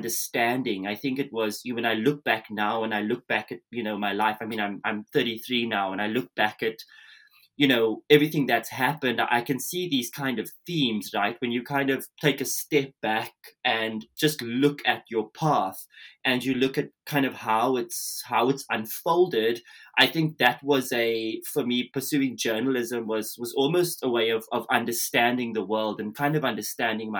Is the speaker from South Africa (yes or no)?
yes; South Africa; moved away; I'm originally from South Africa. So, you know, I was born and raised during the apartheid era